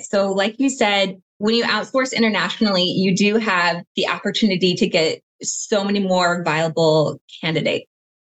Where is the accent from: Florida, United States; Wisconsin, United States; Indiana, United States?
Indiana, United States; moved away as an adult; also born or lived in Ethiopia; now in Pittsburgh, United States; I am originally from Indiana.